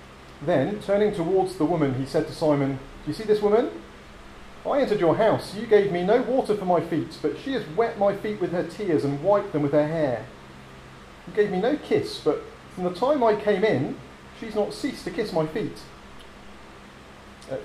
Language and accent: English; England, United Kingdom; moved away; also born or lived in United States; growing up in England